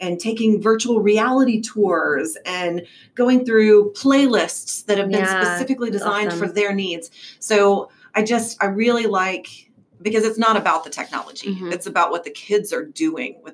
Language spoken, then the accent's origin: English; Klein, Texas, United States; I'm a product of Klein and I grew up in Klein